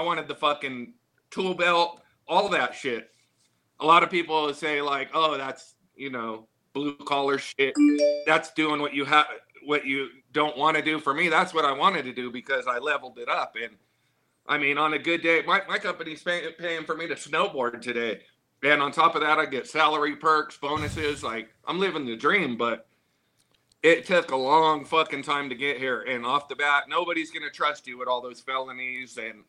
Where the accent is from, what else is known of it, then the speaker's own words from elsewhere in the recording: Pomona, California, United States; I was from Pomona. From Ramona Street Projects, the first thing they say is who are you riding with?